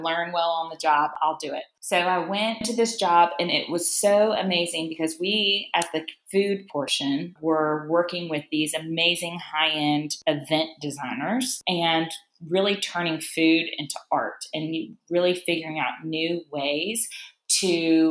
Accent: Charlotte, North Carolina, United States; Both of my parents are actually born and raised in New Orleans, but I grew up in Charlotte, North Carolina.

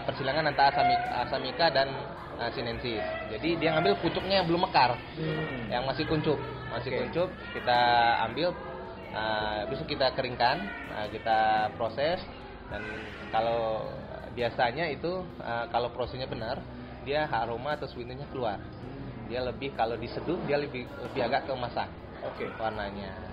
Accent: West Sumatra, Indonesia; Saya berasal dari Sumatera Barat.

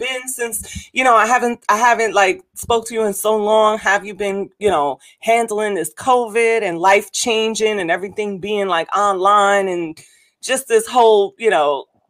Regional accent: New York City, New York, United States; because I'm from the Bronx.

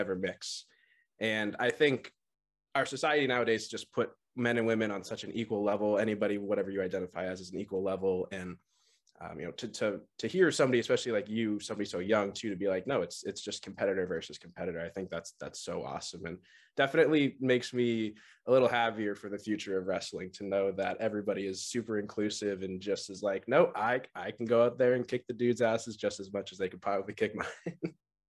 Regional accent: New England, United States; I'm from the New England area

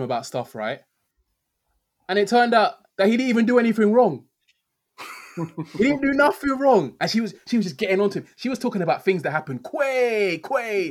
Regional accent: Nigeria; as a Christian, as a Nigerian

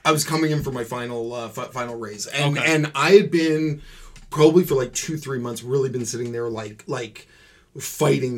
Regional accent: Courtice, Ontario, Canada; I grew up in Curtis. So just outside

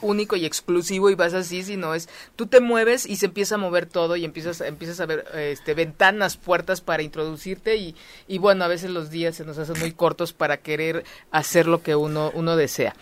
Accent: Mexico; mi historia de vida como mexicano

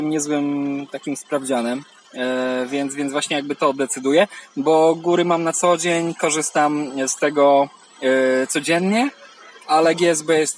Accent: Wisła, Silesian Voivodeship, Poland; Ja jestem z Wisły.

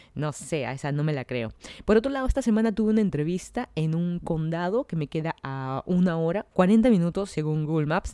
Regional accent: Lima, Peru; moved away as an adult; now in Miami, United States; yo soy de Lima, Perú

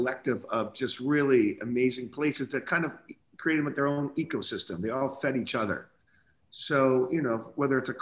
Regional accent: Naples, Florida, United States; as a young boy growing up in Naples, Florida, with a bunch of retirees around you

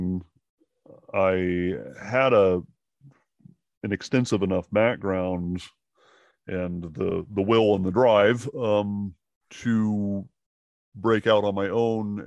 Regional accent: Seattle, Washington, United States; moved away as an adult; now in Savannah, United States; I'm from Seattle originally, so I did a lot of theater and some little indie films there

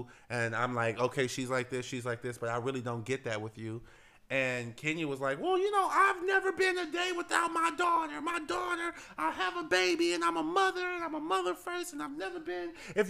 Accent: New York, United States; I'm a New Yorker

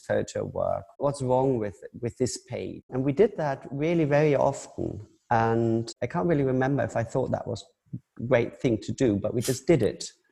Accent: Hamburg, Germany; now in Düsseldorf, Germany; I grew up in Hamburg, in north of Germany

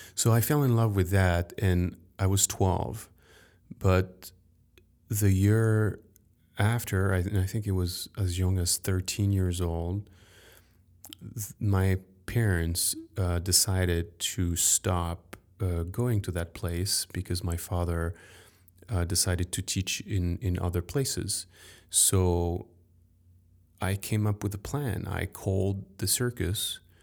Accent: Paris, Île-de-France, France; I grew up in Paris

